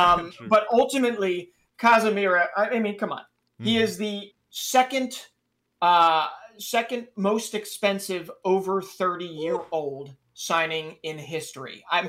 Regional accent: Philadelphia, Pennsylvania, United States; the Philadelphia Union, my hometown team

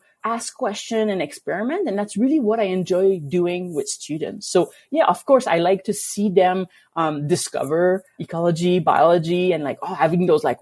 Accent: Quebec, Canada; now in Alberta, Canada; coming from Quebec, and I grew up kind of in a very like lake district

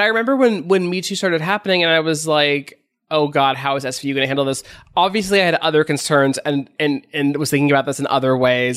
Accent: Los Angeles, California, United States; I grew up here, uh, in L

